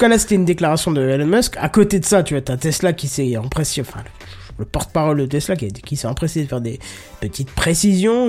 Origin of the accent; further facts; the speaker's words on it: north-east France, France; je viens du nord-est de la France